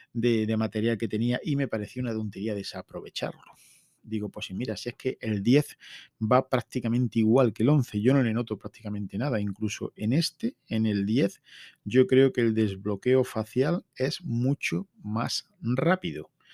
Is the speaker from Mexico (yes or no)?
no; La Carolina, Andalusia, Spain; Estamos ya mismo en feria en mi pueblo. Tenemos feria desde el jueves hasta el domingo. Y en esos cuatro días, el viernes es fiesta local en La Carolina